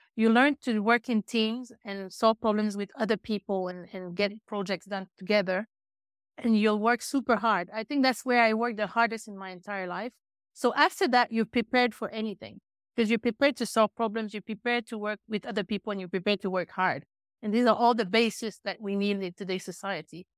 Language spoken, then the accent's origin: English; Chicoutimi, Quebec, Canada; also born or lived in UK, north of London; now in United Kingdom; originally, I'm from a small town in Quebec, five hours north of Montreal, called Chicoutimi.